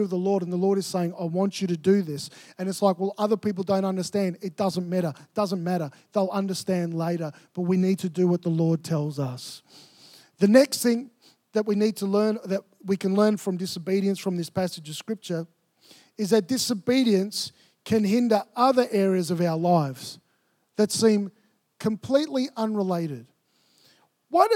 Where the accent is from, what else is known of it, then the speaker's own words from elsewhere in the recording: Melbourne, Victoria, Australia; moved away as an adult; I grew up in Melbourne